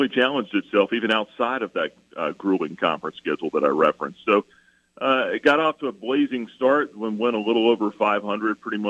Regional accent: Atlanta, Georgia, United States; moved away; I grew up in Atlanta.

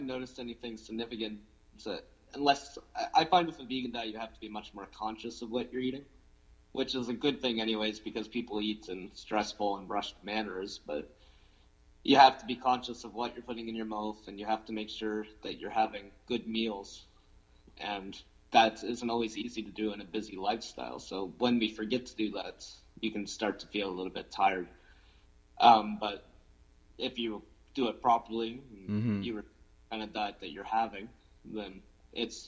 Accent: New Minas, Nova Scotia, Canada; moved away as an adult; now in Halifax, Canada; I'm from New Minas originally, like that's where I grew up.

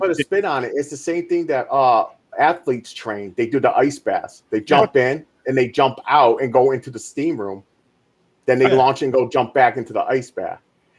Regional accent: New York, United States; I'm from New York

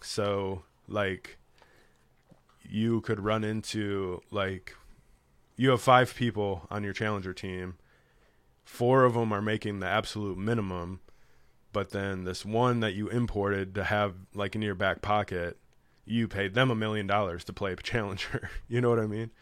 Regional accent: Chicago, Illinois, United States; I'm from Chicago

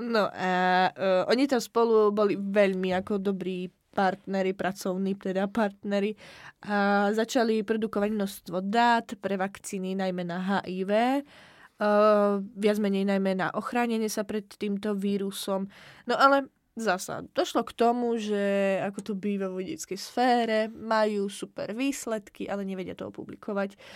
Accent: Slovakia; now in Czech Republic; ja budem to brať ako zo Slovenska, aj keď žijem v Česku

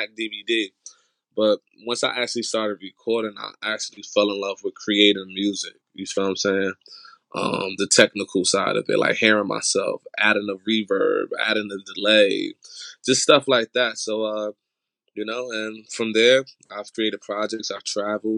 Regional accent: Irvington, New Jersey, United States; moved away as an adult; now in New York, United States; I'm born and raised in New Jersey. Been there for most of my life. I recently just moved to New York.

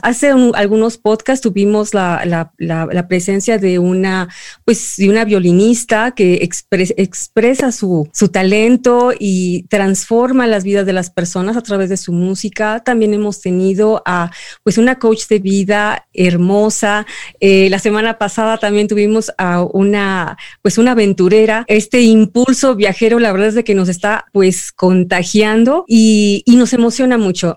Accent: Mexico; en este momento somos tres mexicanos

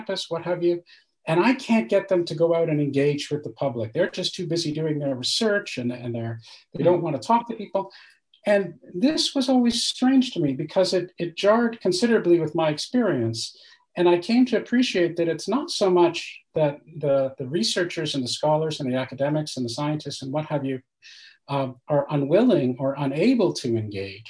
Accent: Canada; moved away as an adult; now in France; I'm Canadian

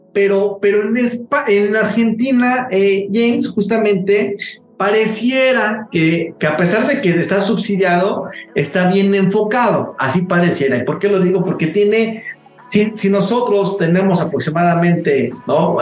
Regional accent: Mexico

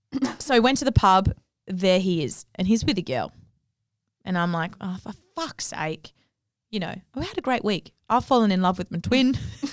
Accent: Cottesloe, Western Australia, Australia; Cottesloe. Of course.

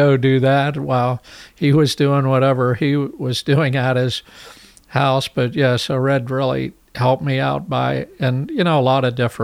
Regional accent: Hollidaysburg, Pennsylvania, United States; moved away as an adult; now in San Diego, United States; I'm from Hollidaysburg, Pennsylvania

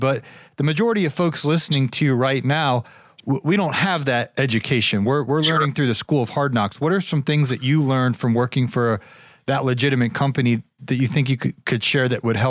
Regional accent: Canton, Ohio, United States; I grew up in Canton, Ohio.

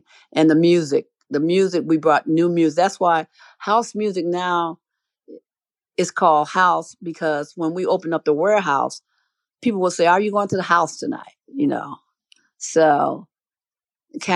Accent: Chicago, Illinois, United States; I've lived here my whole life. I was born on the South Side

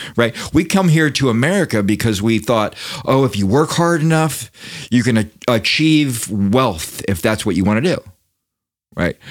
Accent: Daytona Beach, Florida, United States; I'm from Daytona Beach

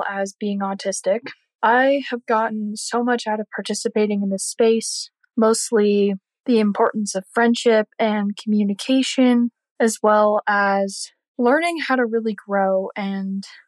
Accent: New Hampshire, United States; I am from New Hampshire.

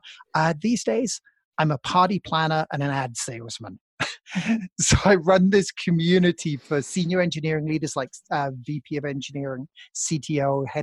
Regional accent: United Kingdom; moved away as an adult; also born or lived in New York City, United States; now in Boulder, United States; I grew up in the UK. I'm now an American citizen.

